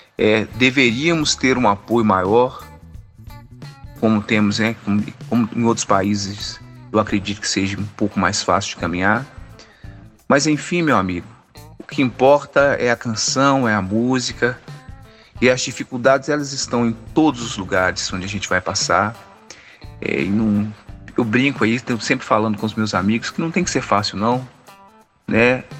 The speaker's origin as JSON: {"language": "Portuguese", "town": "Brumadinho", "region": "Minas Gerais", "country": "Brazil", "tie": "born or raised there", "said": "eu sou natural de Brumadinho, nascido e criado, ainda não arredei o pé daqui"}